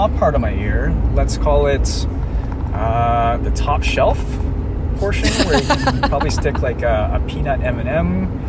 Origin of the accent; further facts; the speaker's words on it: the Maritimes, Canada; but I'm Asian. Well, I'm the worst Asian ever. I'm terrible at math. I was born in the Maritimes. I don't like gambling. I'm terrible at pool. I'm the best driver that I know in my 26